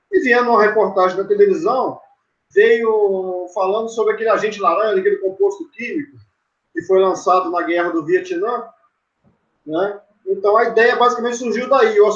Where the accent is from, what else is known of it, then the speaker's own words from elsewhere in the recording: Carangola, Minas Gerais, Brazil; interior de Minas Gerais, um cidade pequena chamada Carangola, zona da mata de Minas.